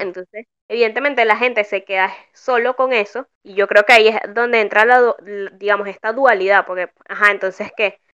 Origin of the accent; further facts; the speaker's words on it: Venezuela; now in Argentina; mis raíces venecas